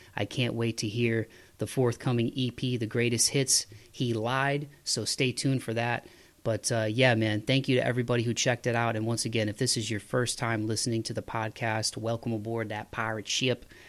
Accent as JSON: {"language": "English", "town": "Toledo", "region": "Ohio", "country": "United States", "tie": "born or raised there", "said": "where I grew up in Toledo"}